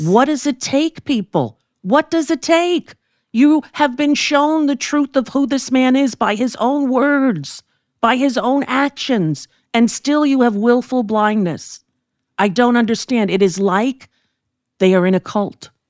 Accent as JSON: {"language": "English", "region": "New York", "country": "United States", "tie": "born or raised there", "said": "we grew up in New York"}